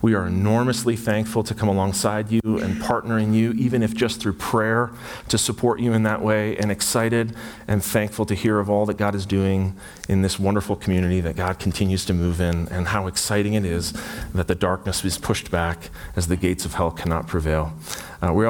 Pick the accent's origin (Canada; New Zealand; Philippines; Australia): Canada; Burlington, Ontario; I'm from Burlington, Ontario, and so I'm a Burlingtonian